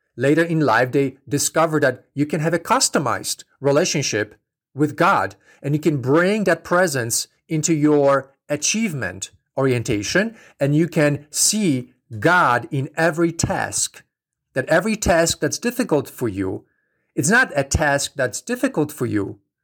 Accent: Poland; moved away; I'm from Poland originally. So I grew up in a very strict Catholic environment

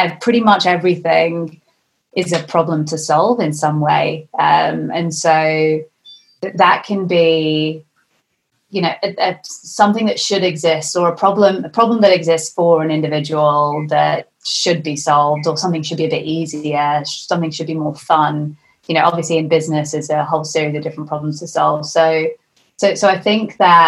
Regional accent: Lancashire, North West England, United Kingdom; I'm at my parents' house where I grew up in Lancashire

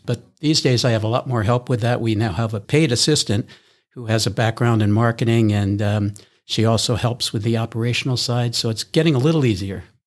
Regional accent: East Coast, United States; moved away as an adult; also born or lived in Midwest / Honolulu; now in Minneapolis, United States; I'm originally from the East Coast

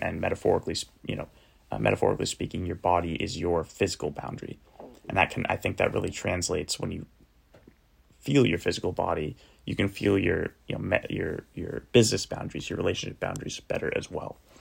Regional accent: Cape Cod, Massachusetts, United States; my little cottage house that I grew up in in Cape Cod, Massachusetts

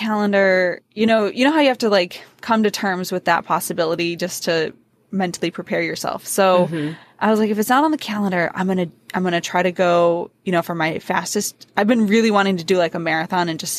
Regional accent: Wisconsin, United States; I'm from Wisconsin

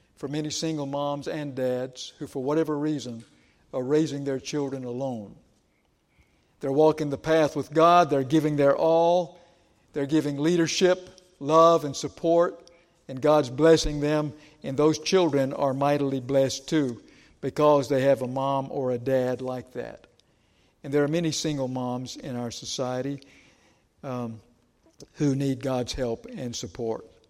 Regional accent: Georgia, United States; moved away; I grew up in Georgia

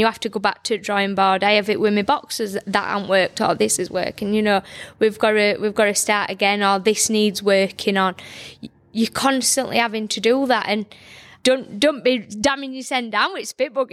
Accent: Barnsley, Yorkshire and the Humber, United Kingdom; I'm from Barnsley

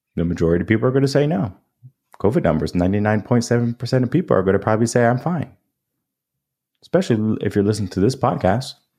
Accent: New England, United States; now in Texas, United States; I grew up in New England.

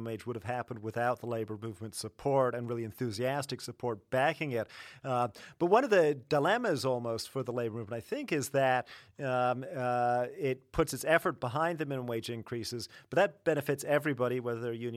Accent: Canada; I'm Canadian

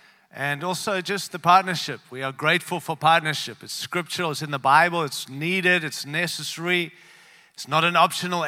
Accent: Australia; also born or lived in Africa; now in Denver, United States; born in Africa, raised in Australia, and now live in the great land of the United States. We come from Colorado, Denver, Colorado.

